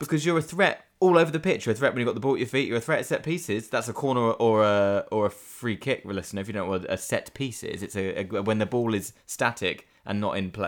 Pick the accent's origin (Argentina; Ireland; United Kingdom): United Kingdom; England; I use we in the, in the English way, I am English